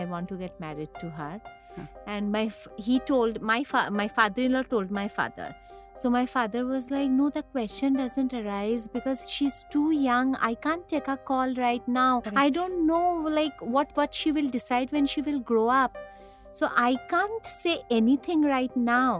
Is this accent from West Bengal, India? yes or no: yes; Kolkata, West Bengal, India; moved away as an adult; now in Mumbai, India; I'm from Kolkata